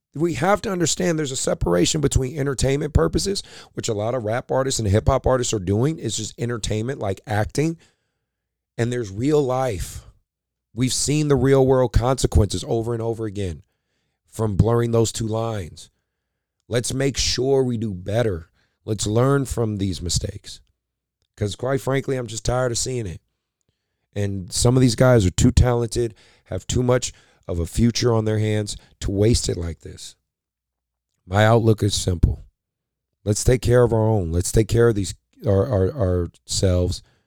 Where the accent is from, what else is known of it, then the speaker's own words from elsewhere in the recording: Oakland, California, United States; I grew up in Oakland, California, in, in West Oakland, very, um, very rough neighborhood